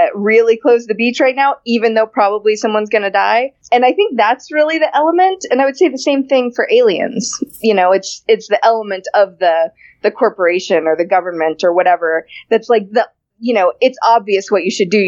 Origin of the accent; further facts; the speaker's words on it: Florida, United States; I grew up in Florida, so the beach is always a thing